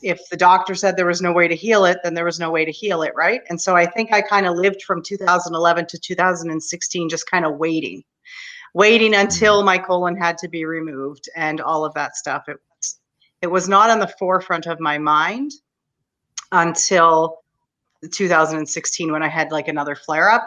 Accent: Canada; I'm Canadian

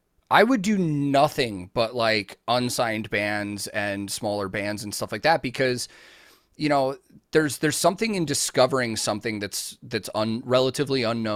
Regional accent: Chicago, Illinois, United States; now in Nashville, United States; I grew up in the Chicago music scene my whole life, like, until I moved to Nashville.

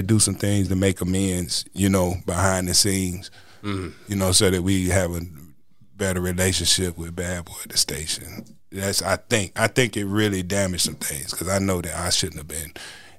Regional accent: Tarboro, North Carolina, United States; even the town that I'm from, like Tarboro.

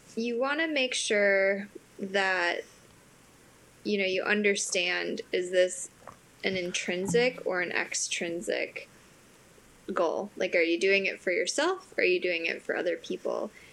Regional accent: Wisconsin, United States; now in Aiken, United States; I am from Wisconsin, so I am a cheesehead.

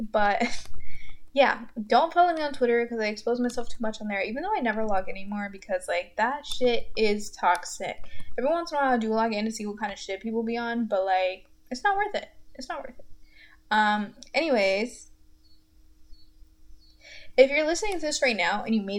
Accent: Goldsboro, North Carolina, United States; moved away as an adult; now in Greensboro, United States; in Goldsboro, my hometown, which I fucking hate

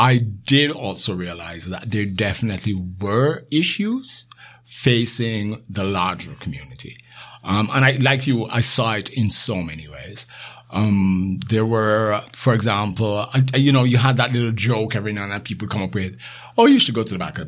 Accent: Jamaica; also born or lived in Thornhill, Canada; now in Canada; Growing up in Jamaica

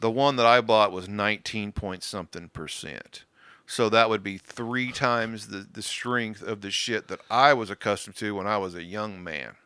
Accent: Kansas, United States; I'm from Kansas

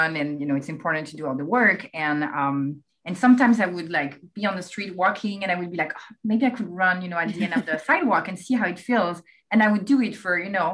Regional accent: France; English is a second language; now in United States; I'm actually from France, as you can, I'm sure you can hear it

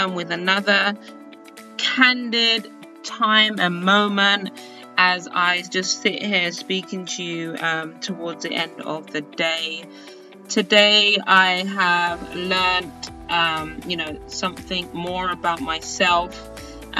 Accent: United Kingdom; now in United States; being a British person in the United States

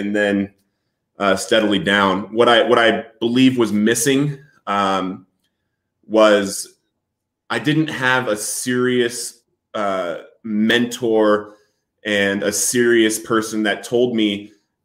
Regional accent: Littleton, Colorado, United States; also born or lived in San Diego, California; I was born in San Diego, but I grew up in Littleton, Colorado

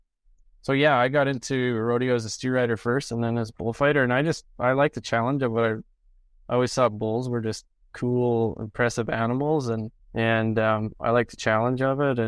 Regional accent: Canada; I grew up in Merrithorpe, which is a rodeo town, a small town

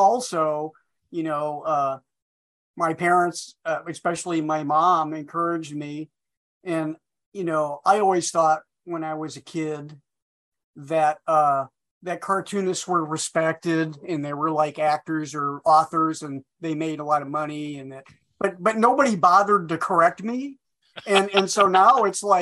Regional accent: Iowa, United States; moved away as an adult; also born or lived in Minneapolis; I'm from Iowa.

